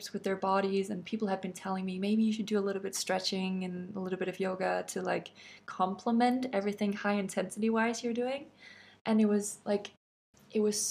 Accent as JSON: {"language": "English", "country": "Denmark"}